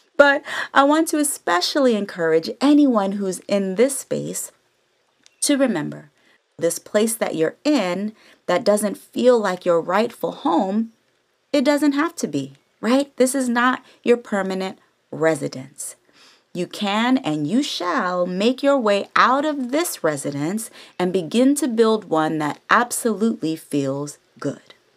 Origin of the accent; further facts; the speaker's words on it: the Bay Area, California, United States; now in Los Angeles, United States; I'm from the Bay all day, San Francisco and Oakland alike. And since I moved to L